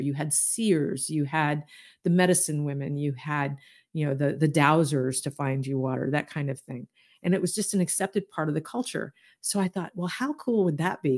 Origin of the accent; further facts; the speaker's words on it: Deep South, United States; I grew up in the Deep South